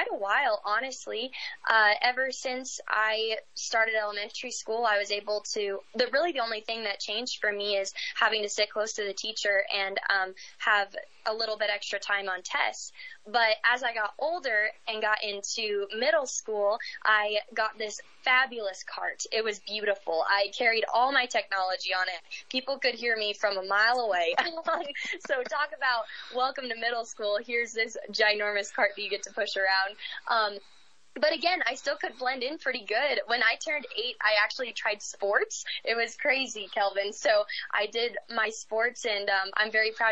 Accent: Eaton, Colorado, United States; I am from northern Colorado, from a small town

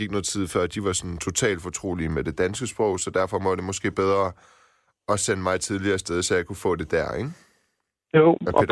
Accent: Silkeborg, Central Denmark Region, Denmark; accent: Jutlandic; first language Persian; Danish is a second language; født øh, i Silkeborg.

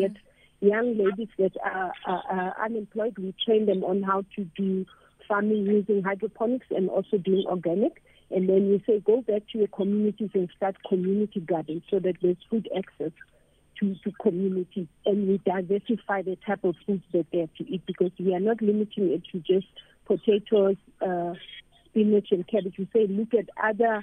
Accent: Johannesburg, Gauteng, South Africa; I grew up in Orlando

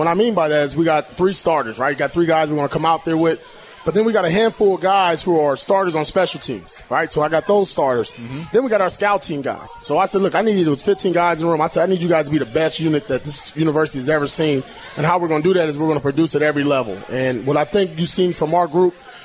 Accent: Southern California, United States; born and raised in SoCal

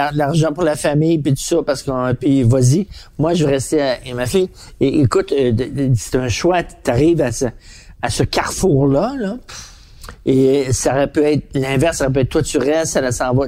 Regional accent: Montreal, Quebec, Canada; je viens de Verdun

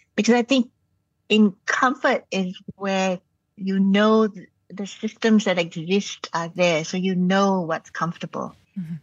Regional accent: Malaysia; moved away; also born or lived in Canada; growing up in Malaysia

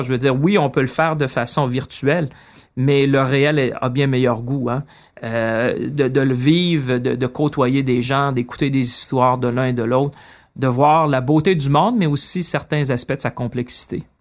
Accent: Shawinigan, Quebec, Canada; moved away as an adult; also born or lived in Paris / London; je viens de Shawinigan

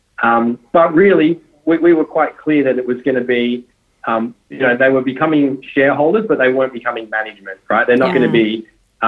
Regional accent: North Coast, New South Wales, Australia; I grew up on the North Coast in a small town.

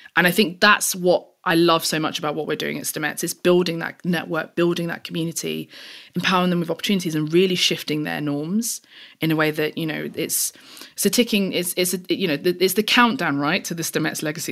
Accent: London, United Kingdom; I grew up in East London. I'm, I'm very proud of that. I still live in East London now and have always lived in East London

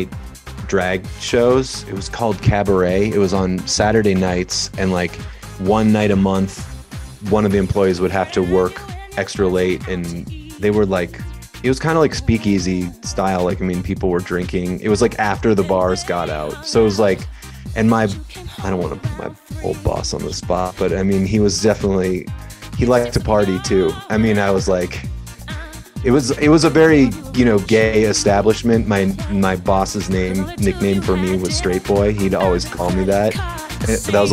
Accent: Minneapolis, Minnesota, United States; moved away as an adult; now in Seattle, United States; growing up in Minneapolis, I just couldn't wait to get out of there

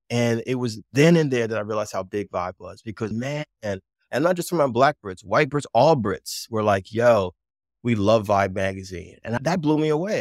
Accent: Jersey City, New Jersey, United States; also born or lived in New York City; growing up in Jersey City and my experiences in Jersey

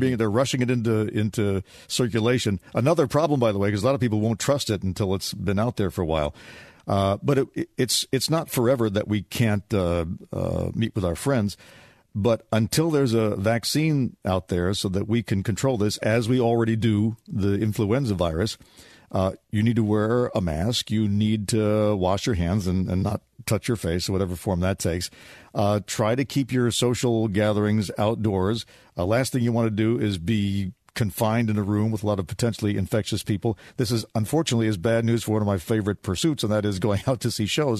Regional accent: United States; being American

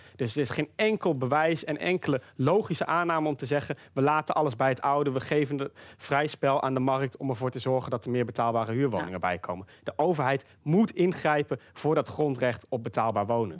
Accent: Groningen, Netherlands; Ik kom zelf uit Groningen

